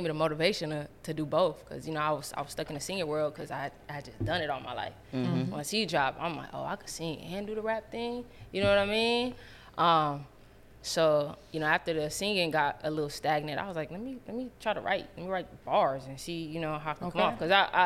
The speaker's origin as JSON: {"language": "English", "town": "Long Beach", "region": "California", "country": "United States"}